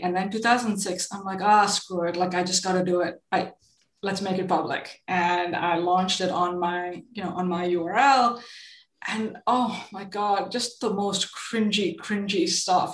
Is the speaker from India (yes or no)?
yes; India; moved away; I grew up in India, and both my parents were are um, in are super creative.